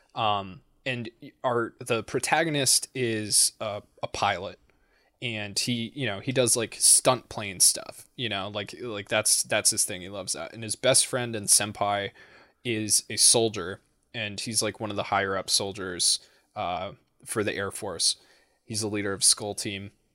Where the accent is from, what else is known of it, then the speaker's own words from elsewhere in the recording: New England, United States; I'm from New England.